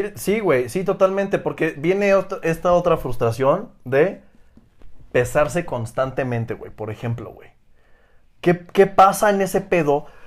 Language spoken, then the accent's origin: Spanish; Oaxaca, Mexico; yo soy de Oaxaca